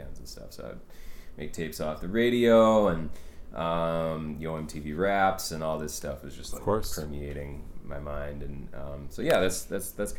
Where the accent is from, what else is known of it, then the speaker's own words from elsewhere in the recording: St. Louis Park, Minnesota, United States; I grew up in a suburb of Minneapolis called St. Louis Park